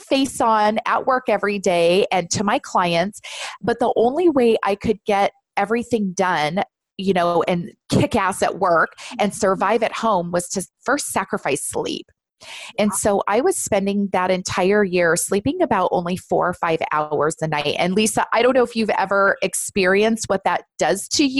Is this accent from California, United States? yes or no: yes; Southern California, United States; I'm born and raised in Southern California